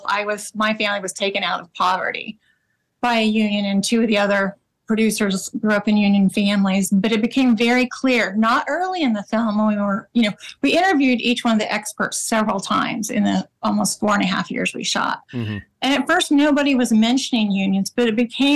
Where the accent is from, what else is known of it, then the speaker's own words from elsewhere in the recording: Oklahoma, United States; I grew up in Oklahoma